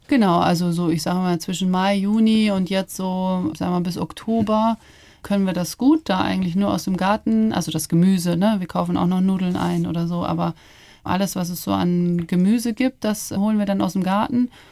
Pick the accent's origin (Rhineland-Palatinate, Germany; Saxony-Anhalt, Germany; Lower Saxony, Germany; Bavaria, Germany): Bavaria, Germany; Ammersee; moved away; am Ammersee bin ich ja schon sehr in der Natur und ländlich aufgewachsen.